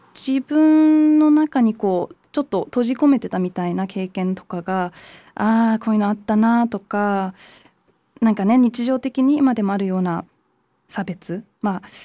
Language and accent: Japanese; London, United Kingdom; moved away; 日本とドイツのハーフでイギリスで育って、まあ、イギリスの中でもロンドンだったんで